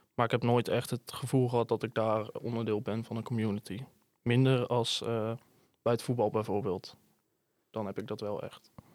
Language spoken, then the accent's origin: Dutch; Hedel, Gelderland, Netherlands; Ik kom uit Hedel.